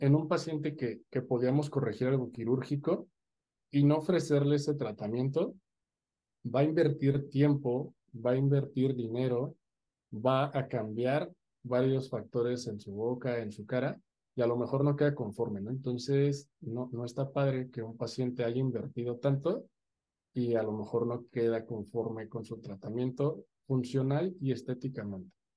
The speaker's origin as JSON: {"language": "Spanish", "region": "Mexico City", "country": "Mexico", "moved": "as an adult", "lives_now": "Querétaro, Mexico", "said": "soy de la Ciudad de México y estudié mi licenciatura en Ciudad Universitaria, en la UNAM"}